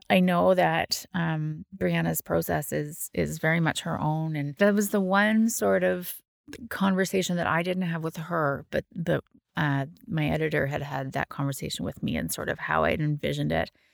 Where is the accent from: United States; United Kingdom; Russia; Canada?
Canada; Ottawa, Ontario; moved away as an adult; also born or lived in New Brunswick; now in Cape Breton, Canada; I'm from Ottawa, um, and lived there for a really long time